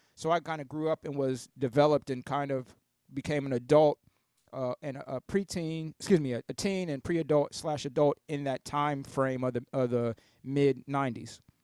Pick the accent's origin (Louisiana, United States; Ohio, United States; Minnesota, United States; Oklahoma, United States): Ohio, United States; Columbus; also born or lived in Canton, Ohio; I grew up in Southeast Columbus